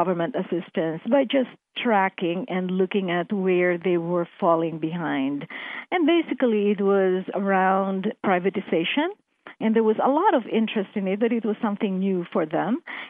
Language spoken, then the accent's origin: English; Philippines; moved away; I began my career in the Philippines. In fact, I was born in the Philippines, a developing country.